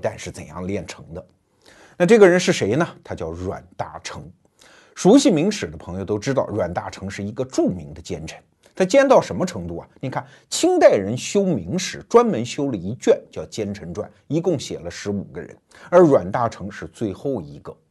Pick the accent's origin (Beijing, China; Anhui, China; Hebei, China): Anhui, China; 我小时候在安徽